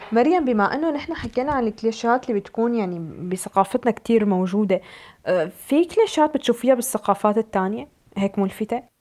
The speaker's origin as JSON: {"language": "Arabic", "country": "Syria", "said": "نحن كسوريين"}